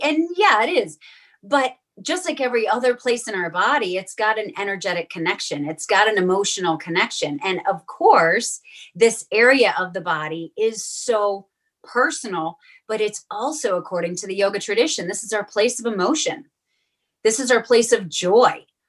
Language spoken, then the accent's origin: English; Western New York, United States; I grew up in Western New York